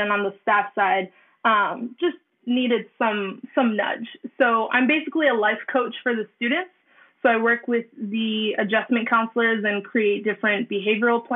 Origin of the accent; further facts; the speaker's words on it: Brockton, Massachusetts, United States; now in Bridgewater, United States; Bridgewater now, but I still, you know, home is Brockton